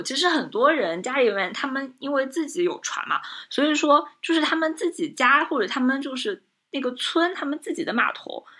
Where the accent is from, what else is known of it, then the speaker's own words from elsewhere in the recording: Zhejiang, China; 我们浙江这边的这个农村